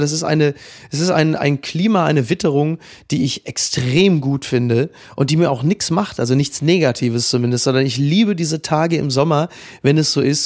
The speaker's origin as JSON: {"language": "German", "region": "Northern Germany", "country": "Germany", "said": "wie wir in Norddeutschland sagen"}